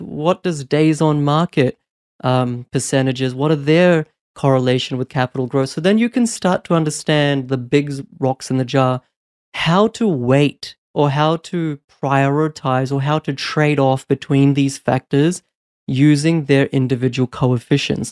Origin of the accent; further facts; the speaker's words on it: New Zealand; also born or lived in India / Brisbane, Australia; now in Australia; although I was born in India, I actually moved to New Zealand when I was four and then moved to Brisbane in two thousand six.